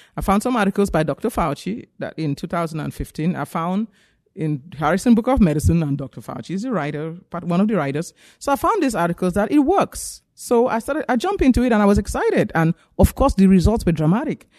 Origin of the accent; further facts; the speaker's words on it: Cameroon; moved away as an adult; also born or lived in Nigeria; now in United States; I grew up in Africa. I'm from Cameroon, West Africa, and I went to medical school in Nigeria.